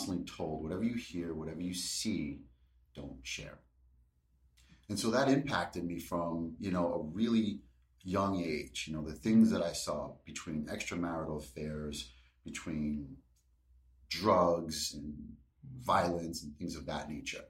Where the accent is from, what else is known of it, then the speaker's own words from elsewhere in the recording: New York City, New York, United States; I grew up in Brooklyn, New York, born in 1978